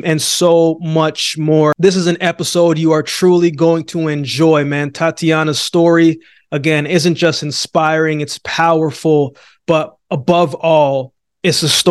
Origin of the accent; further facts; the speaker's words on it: Calgary, Alberta, Canada; moved away; also born or lived in Jamaica / Yellowknife; I was born in Jamaica, but I came to Canada, then I went to Yellowknife, grew up in Calgary.